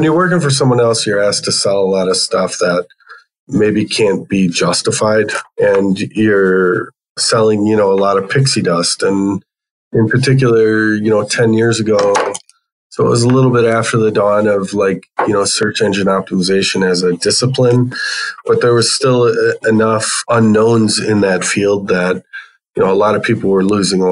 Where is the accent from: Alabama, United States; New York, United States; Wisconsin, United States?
Wisconsin, United States; Brookfield; also born or lived in Iowa / Glendale, Arizona; Grew up in Brookfield, Wisconsin, which is just west of Milwaukee, and it's where I live today